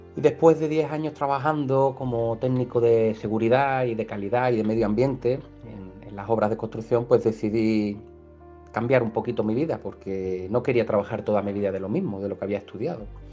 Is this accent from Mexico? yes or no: no; Málaga, Andalusia, Spain; soy de Málaga, del sur del mundo en primavera, aquí en, del barrio, del Palo